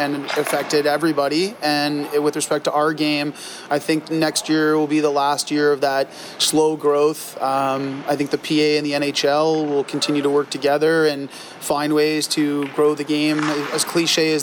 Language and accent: English; Toronto, Ontario, Canada; I'm a Canadian. I grew up in Toronto, so on the other part of the country.